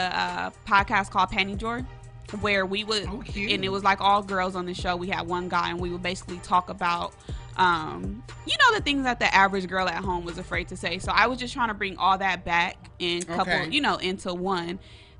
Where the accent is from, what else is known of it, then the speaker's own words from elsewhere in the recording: Los Angeles, California, United States; I'm from Los Angeles. LA native.